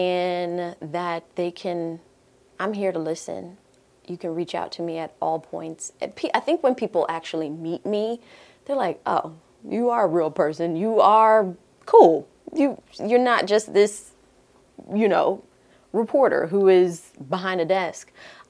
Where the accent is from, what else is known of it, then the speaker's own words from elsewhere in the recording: Jamaica; I'm Jamaican at the end of the day, so I love oxtails.